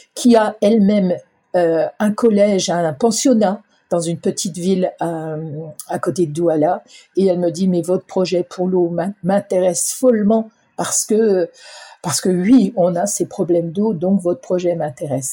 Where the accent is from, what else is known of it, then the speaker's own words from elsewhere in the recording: Ardennes, Grand Est, France; je suis originaire des Ardennes